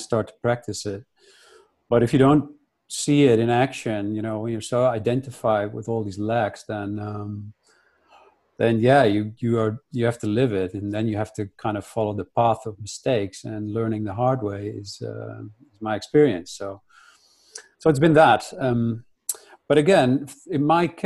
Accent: Netherlands; I grew up in Holland

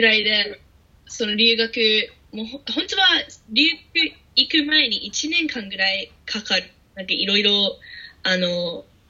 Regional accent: Australia; Japanese is a second language; moved away as an adult; now in Japan; オーストラリアから来てる

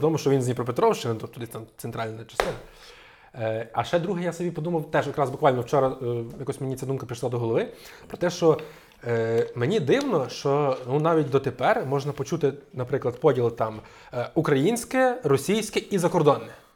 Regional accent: Zadnistrianske, Ivano-Frankivsk Oblast, Ukraine; я з села Задністрянське, де залізнична станція Бовщів

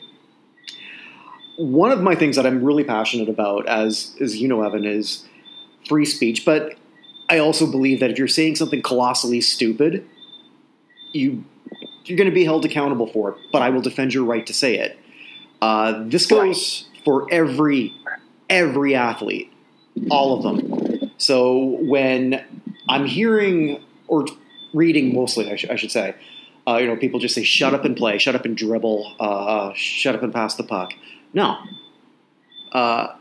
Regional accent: Canada; growing up as a Canadian in the 70s

